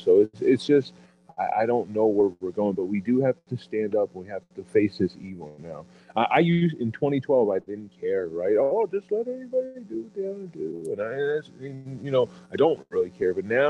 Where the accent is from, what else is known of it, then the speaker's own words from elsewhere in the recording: Philadelphia, Pennsylvania, United States; I'm from Philadelphia, not New York.